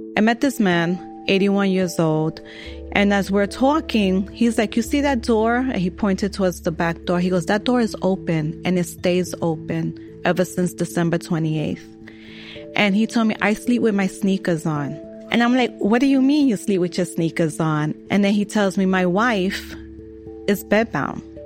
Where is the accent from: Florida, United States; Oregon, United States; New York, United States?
New York, United States; New York City; I was born and raised in New York